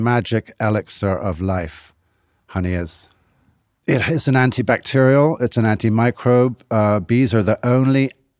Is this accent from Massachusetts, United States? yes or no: yes; Boston, Massachusetts, United States; I'm from Boston originally.